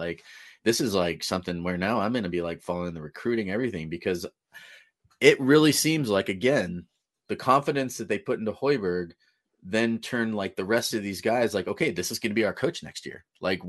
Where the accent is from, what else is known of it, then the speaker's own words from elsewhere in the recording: California, United States; because my grandfather's from Nebraska, you know, growing up in California, I didn't really have any local teams basketball to root for.